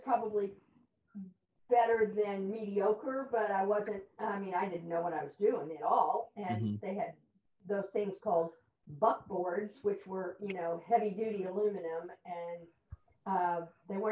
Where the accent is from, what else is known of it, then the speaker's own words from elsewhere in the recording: Houston, Texas, United States; I grew up in Houston